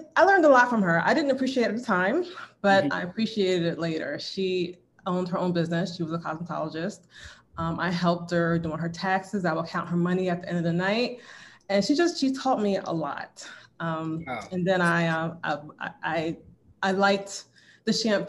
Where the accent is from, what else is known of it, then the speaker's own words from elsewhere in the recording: Willingboro, New Jersey, United States; I'm from New Jersey. I lived in Willingboro.